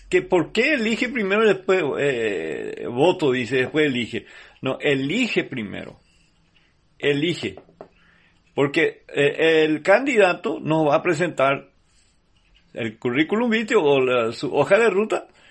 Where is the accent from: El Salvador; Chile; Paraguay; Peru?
Paraguay; nosotros como paraguayos